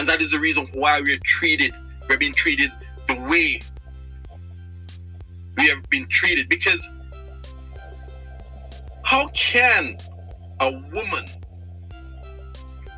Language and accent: English; Jamaica; I'm Jamaican